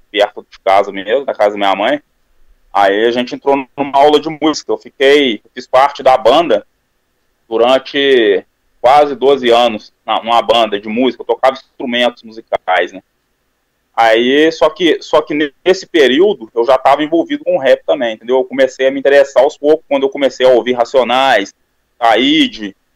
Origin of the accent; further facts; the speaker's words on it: São João del Rei, Minas Gerais, Brazil; E nasci aqui mesmo, aqui em Minas Gerais, em São João Del Rei. que é próximo de Belo Horizonte, uns 180 quilômetros, mais ou menos.